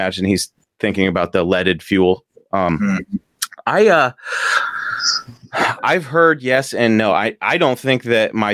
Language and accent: English; Washington, United States; I'm from Washington.